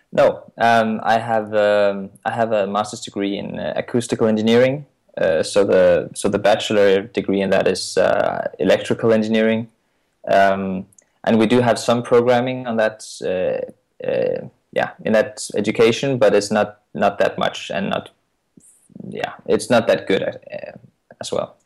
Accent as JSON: {"language": "English", "country": "Denmark", "said": "I'm from Denmark"}